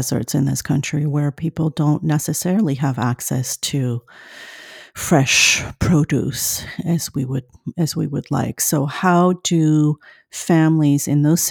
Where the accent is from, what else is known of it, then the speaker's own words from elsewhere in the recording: France; moved away; I grew up in France